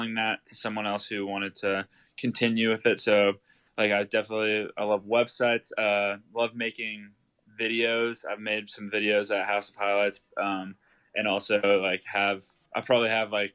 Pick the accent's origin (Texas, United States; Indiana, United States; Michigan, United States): Texas, United States; Austin; So I grew up in Austin, Texas